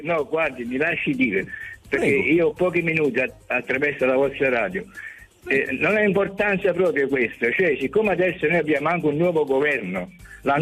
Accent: Naples, Campania, Italy; moved away; io sono di Napoli, però vivo in un'altra città.

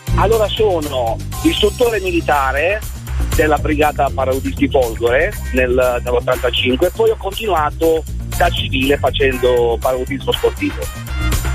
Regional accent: Barletta, Apulia, Italy; moved away as an adult; now in Botticino, Italy; io vivo a Brescia, Botticino, ma sono di Barletta

